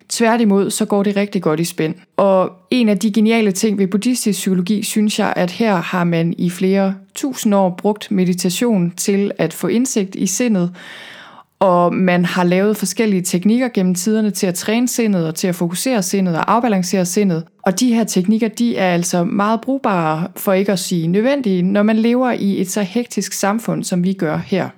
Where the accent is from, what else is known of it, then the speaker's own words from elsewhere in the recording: Thy, North Denmark Region, Denmark; moved away as an adult; also born or lived in Copenhagen / Vancouver, Canada; jeg er selv født og opvokset i Thy, og er vokset op på landet